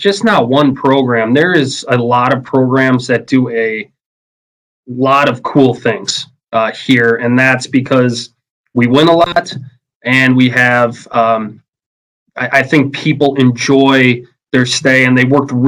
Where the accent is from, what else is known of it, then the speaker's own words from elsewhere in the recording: Merrill, Wisconsin, United States; I grew up in Merrill, Wisconsin, you know, home of the Blue Jays